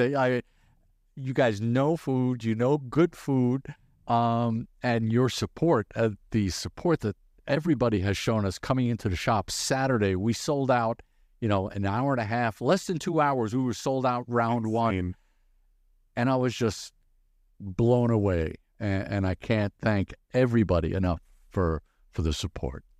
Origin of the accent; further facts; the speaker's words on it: New York, United States; also born or lived in Brazil; now in Omaha, United States; I was born in Brazil, raised in in New York